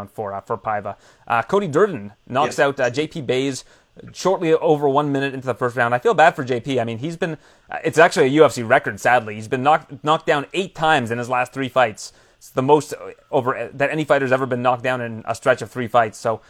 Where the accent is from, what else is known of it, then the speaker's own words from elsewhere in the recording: Canada; I'm Canadian